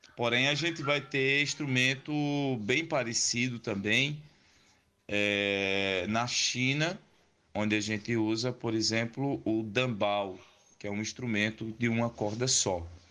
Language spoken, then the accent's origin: Portuguese; Juazeiro do Norte, Ceará, Brazil; now in Crato, Brazil; a cidade de Juazeiro, que é a cidade de onde eu nasci, a cidade que eu nasci, nasci e me criei